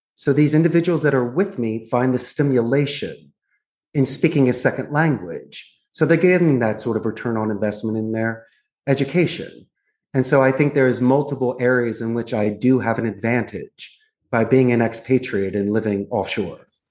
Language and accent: English; Philadelphia, Pennsylvania, United States; moved away as an adult; also born or lived in Arizona; now in Costa Rica; I'm actually from Northeast Philadelphia. So I was born and raised. I'm a Philly boy